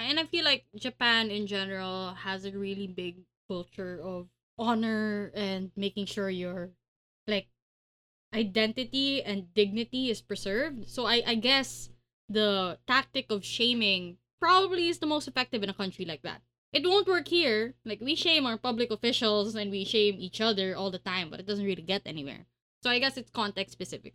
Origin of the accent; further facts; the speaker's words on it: Pasig, Metro Manila, Philippines; I'm from Pasig